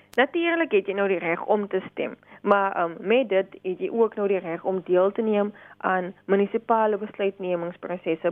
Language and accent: Afrikaans; South Africa; ons as Suid-Afrikaners